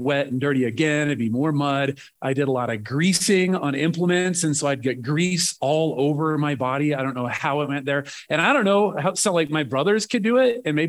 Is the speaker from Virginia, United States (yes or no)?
no; Nebraska, United States; moved away as an adult; I grew up farm kid in Nebraska.